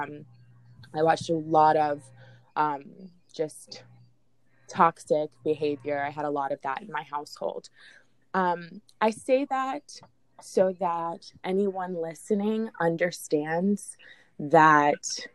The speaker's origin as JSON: {"language": "English", "town": "Jacksonville", "region": "Florida", "country": "United States", "tie": "born or raised there", "said": "I grew up in Jacksonville"}